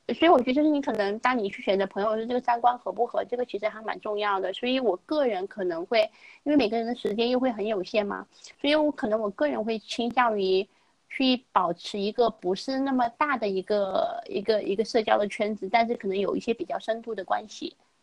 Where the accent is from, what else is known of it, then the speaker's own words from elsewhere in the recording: China; also born or lived in United States; 我们中国人